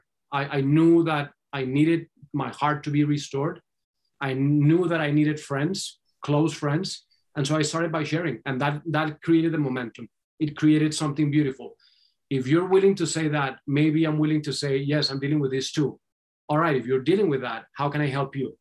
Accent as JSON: {"language": "English", "country": "Colombia", "tie": "born or raised there", "moved": "yes", "said": "I was born and raised in Colombia"}